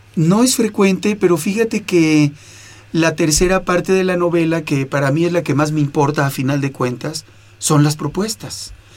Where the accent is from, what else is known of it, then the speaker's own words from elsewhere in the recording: Mexico; now in Toronto, Canada; Yo soy ciudadano canadiense, mexicano canadiense